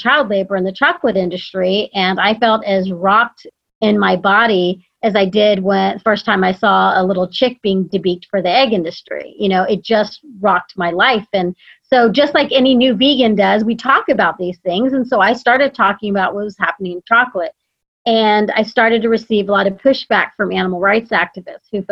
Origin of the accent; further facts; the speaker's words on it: Texas, United States; But I grew up in Texas and I was raised by my mom, basically.